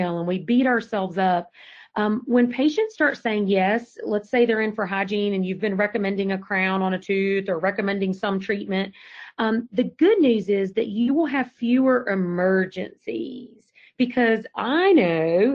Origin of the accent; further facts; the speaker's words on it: Georgia, United States; accent: Georgia accent; moved away as an adult; now in Virginia, United States; I've been in Virginia 19 years and I still have not lost my Georgia accent